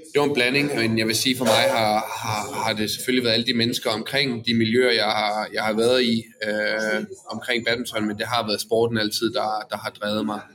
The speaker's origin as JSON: {"language": "Danish", "town": "Odense", "region": "Southern Denmark", "country": "Denmark", "said": "jeg kommer fra Odense af"}